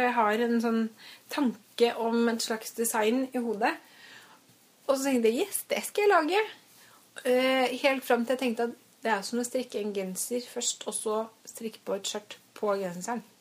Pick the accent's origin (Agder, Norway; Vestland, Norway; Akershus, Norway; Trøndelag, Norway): Akershus, Norway; Strømmen; now in Oslo, Norway; jeg kommer fra Strømmen, da. Ikke så langt utenfor Oslo.